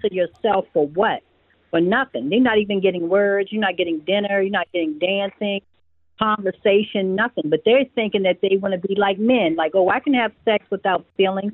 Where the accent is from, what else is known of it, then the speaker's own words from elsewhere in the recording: Montgomery County, Maryland, United States; now in Pompano Beach, United States; I'm from Montgomery County, Maryland.